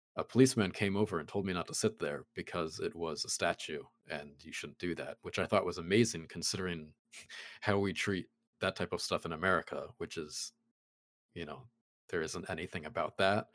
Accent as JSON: {"language": "English", "country": "United States"}